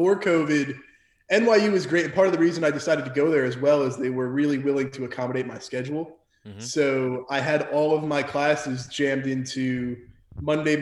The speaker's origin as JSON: {"language": "English", "town": "Mahwah", "region": "New Jersey", "country": "United States", "tie": "born or raised there", "also_born_or_lived": "Minnesota", "moved": "as an adult", "lives_now": "North Carolina, United States", "said": "born and raised in Mahwah, New Jersey"}